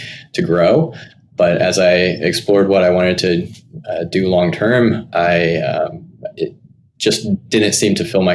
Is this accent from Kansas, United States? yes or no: yes; Wichita, Kansas, United States; I'm originally from Kansas, born and raised there pretty much all my life. Grew up with a small family unit, my parents and my sister there in Wichita